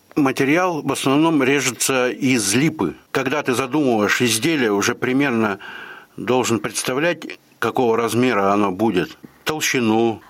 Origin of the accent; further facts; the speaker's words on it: Galich, Kostroma Oblast, Russia; moved away as an adult; also born or lived in Yaroslavl; now in Ulyanovsk, Russia; Родился я э, в Костромской губернии, город Галич. Ну, детство все прошло тоже, соответственно, в Галиче.